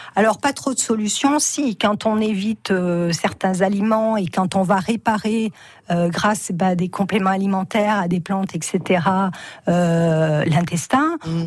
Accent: Cantal, Auvergne-Rhône-Alpes, France; je suis une petite fille de paysan. Hein. je suis originaire du Cantal

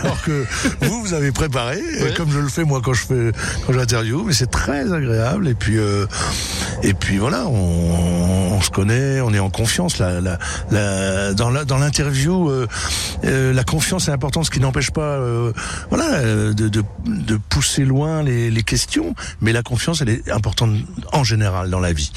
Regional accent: Vosges, Grand Est, France; also born or lived in Nancy; je suis vosgien de cœur

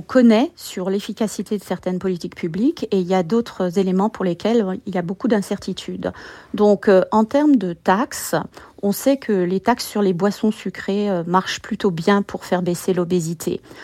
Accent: France; moved away as an adult; now in United States; je suis française, comme vous le savez, et je suis allée vivre aux États-Unis

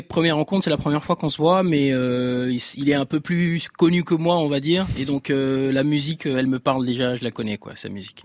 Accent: Libreville, Estuaire, Gabon; j'ai grandi au Gabon. Je suis né, au, je suis né à Libreville

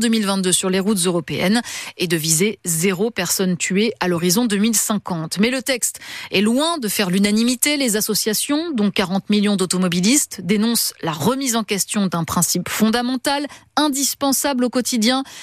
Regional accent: France; Chez nous, en France

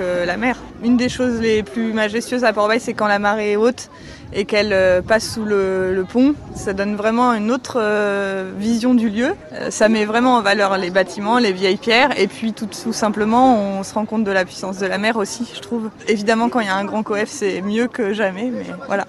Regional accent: Cherbourg, Normandy, France; moved away; also born or lived in Portbail; j'ai grandi au bord de la mer, j'ai grandi à Cherbourg et ici

